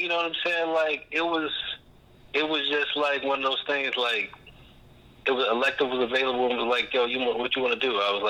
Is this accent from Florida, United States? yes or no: yes; Jacksonville, Florida, United States; Yeah, I was born and raised on the Southside. Pretty much the same area that Byrd grew up in.